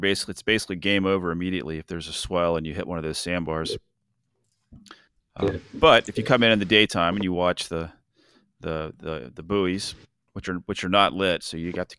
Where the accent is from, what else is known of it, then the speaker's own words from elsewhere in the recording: St. Augustine, Florida, United States; You know, St. Augustine's my hometown